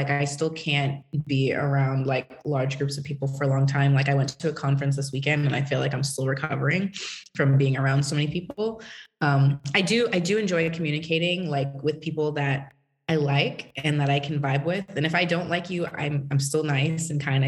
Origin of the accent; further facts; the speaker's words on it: Massachusetts, United States; moved away as an adult; also born or lived in Tennessee; So I grew up in Massachusetts. In a town, you know, nobody really knows about it, about an hour from Boston.